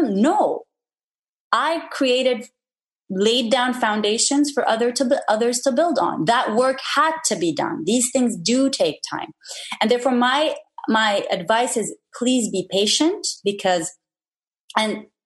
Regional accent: Lebanon; moved away as an adult; also born or lived in New York; born and raised in Lebanon

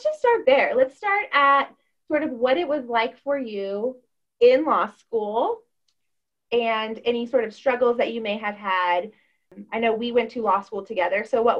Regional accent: Tucson, Arizona, United States; I'm from Tucson.

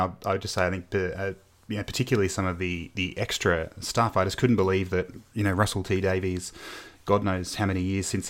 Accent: Australia; born there; also born or lived in United Kingdom; I was born here in Australia, but my family moved to the UK for a few years in the early 90s.

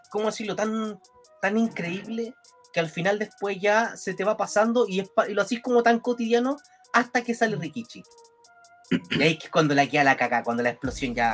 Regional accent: Chile; Ya, somos chilenos, como decía Torito

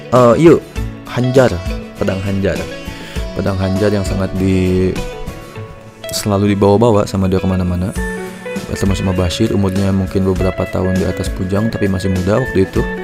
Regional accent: Lembang, West Java, Indonesia; gue orang Lembang

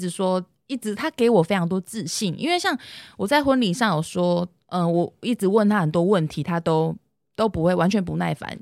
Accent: Hsinchu, Taiwan; also born or lived in Tainan; 那时候我从台南转回来的时候

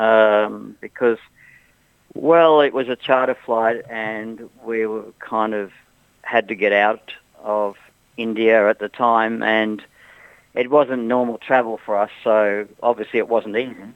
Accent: Australia; At the end of the day, we thought, well, we're from Australia.

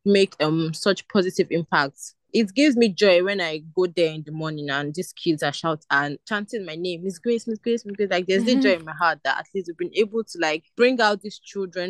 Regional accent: Lagos, Nigeria; also born or lived in Abia State, Nigeria; I grew up in Ajegunle

